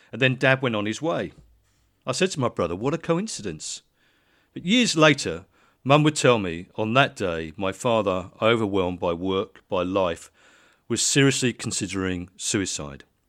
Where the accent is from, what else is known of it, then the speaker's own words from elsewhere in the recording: Letchworth, East of England, United Kingdom; we lived in Letchworth